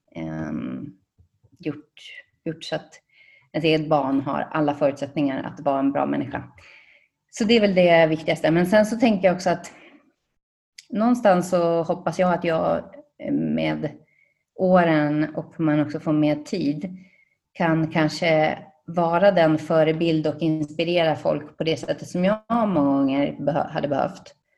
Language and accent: Swedish; Sandviken, Gävleborg County, Sweden; now in Spain; jag kommer från Sandviken